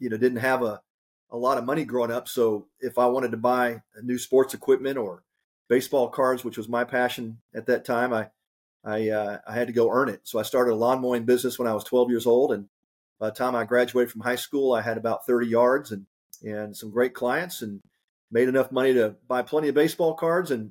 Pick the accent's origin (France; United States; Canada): United States; Houston, Texas; I grew up in the Houston area and suburbs of Houston